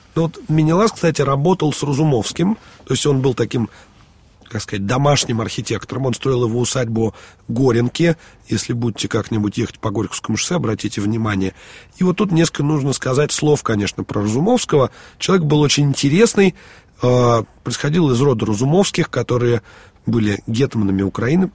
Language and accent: Russian; Moscow, Russia; мы, москвичи